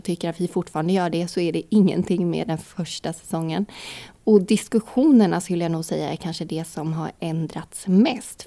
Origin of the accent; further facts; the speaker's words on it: Vimmerby, Kalmar County, Sweden; jag är från Vimmerby